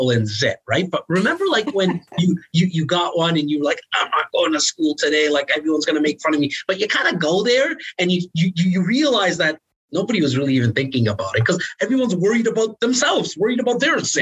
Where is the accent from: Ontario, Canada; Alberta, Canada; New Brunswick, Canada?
Ontario, Canada; Toronto; I'm born in the most northern part of Toronto in an area called Rexdale